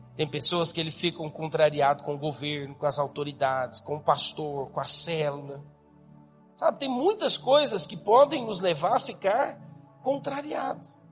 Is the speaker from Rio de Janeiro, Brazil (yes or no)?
no; Goiás, Brazil; now in Campinas, Brazil; eu sou goiano